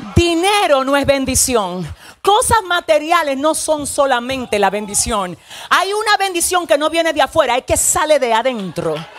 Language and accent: Spanish; Dominican Republic; yo soy dominicana